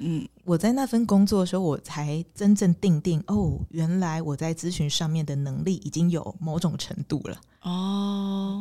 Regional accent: Pingtung County, Taiwan; 我是屏东人

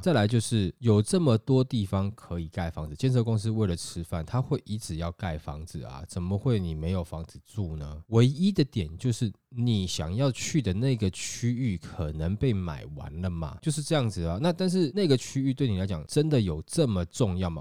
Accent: Taiwan; 我们台湾人

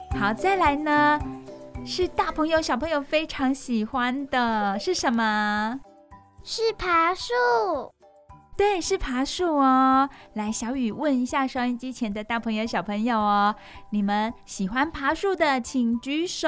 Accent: Taiwan; 有可能我们台湾人没有尝试过

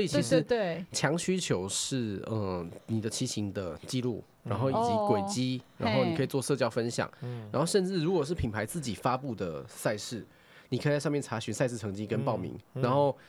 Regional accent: Taichung, Taiwan; 比如说我是台中人嘛，嗯嗯嗯哦，那我是台中人，我在显现就是离我家最近的几个店

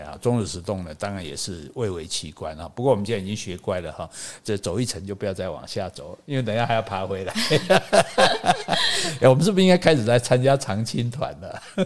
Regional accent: Taiwan; 我们台湾人比较夸张啦

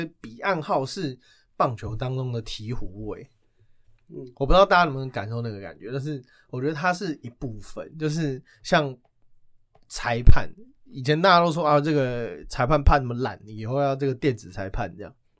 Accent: Taiwan; 依照我们台湾人的个性

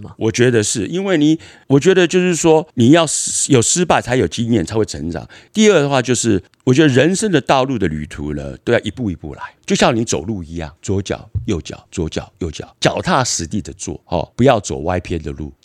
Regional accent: Berkeley, California, United States; also born or lived in Taiwan / Los Angeles; 我在美国长大，我嗯。九岁左右离开台湾去了美，移民到了美国，妈妈带我去那边，在伯克莱住的十四年。北加州。在加州，对，北加州哈，伯克莱那边住了十四年

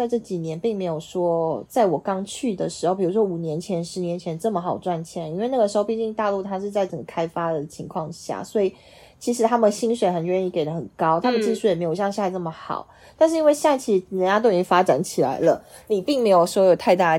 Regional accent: Taiwan; moved away as an adult; also born or lived in Shanghai; 只有我一个台湾人那种。

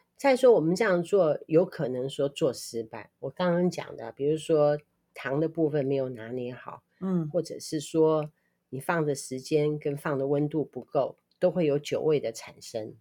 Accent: Kaohsiung, Taiwan; 我们在六龟什么东西都吃不到

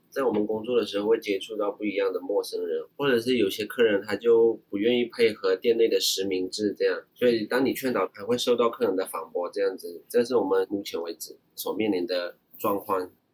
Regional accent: Myanmar; moved away as an adult; now in Taiwan; 我来自缅甸，我就读于国立台北商业大学商业管理设计系，来台三年以上

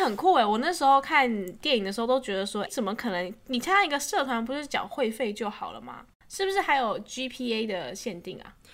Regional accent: Taiwan; moved away; also born or lived in Australia; 然后我一个台湾人

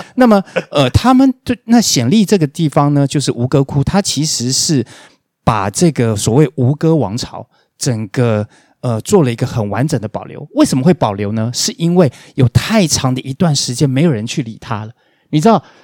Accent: Taiwan; moved away; also born or lived in Cambodia; 我们台湾人

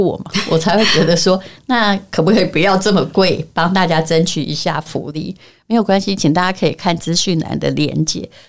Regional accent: Yilan County, Taiwan; 虽然我是宜兰人

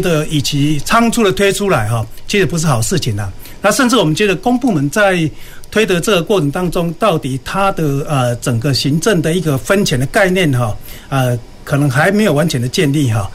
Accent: Kaohsiung, Taiwan; 我们高雄人

